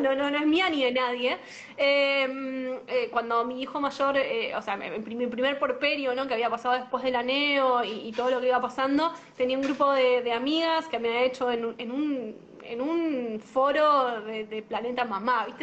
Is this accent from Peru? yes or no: no; La Matanza, Buenos Aires Province, Argentina; yo soy de La Matanza